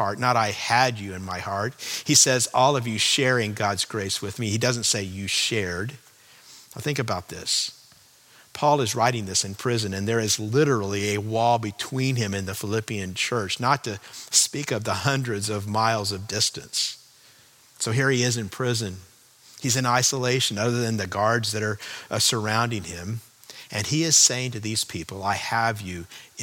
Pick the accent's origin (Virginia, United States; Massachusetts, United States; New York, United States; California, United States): California, United States; moved away as an adult; also born or lived in Chicago, Illinois; I grew up in California